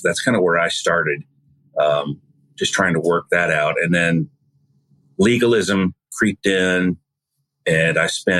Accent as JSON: {"language": "English", "region": "Wisconsin", "country": "United States", "lives_now": "South Carolina, United States", "said": "Well, I am originally from Wisconsin, so if I talk funny, that's why. But I've lived in South Carolina most of my life, married here, educated here, all that, had children here."}